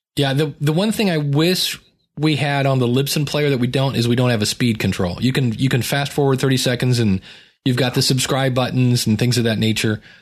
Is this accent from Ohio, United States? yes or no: yes; Akron, Ohio, United States; growing up in Akron